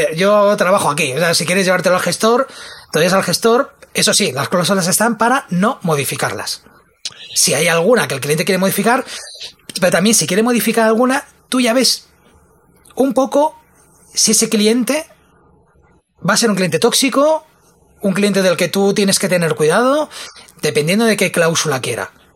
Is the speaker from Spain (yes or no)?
yes; Spain; como buen español